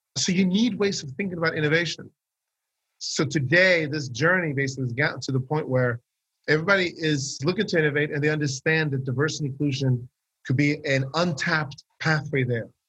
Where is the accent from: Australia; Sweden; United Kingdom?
Sweden; I grew up in Sweden.